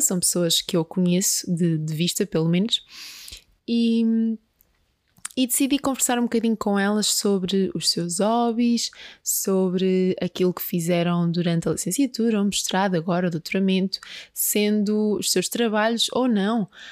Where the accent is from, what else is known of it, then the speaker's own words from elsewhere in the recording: Peniche, Leiria District, Portugal; moved away; eu sou de Peniche